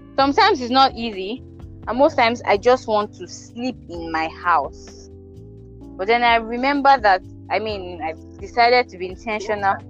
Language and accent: English; Ekiti, Nigeria; I'm from Ekiti State